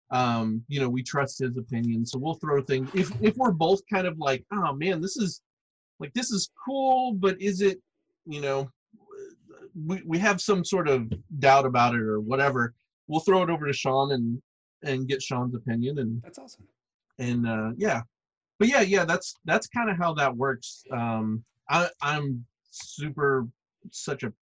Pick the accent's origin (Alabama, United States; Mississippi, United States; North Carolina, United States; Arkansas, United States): Arkansas, United States; Like I grew up in Arkansas, out in the middle of the woods, right?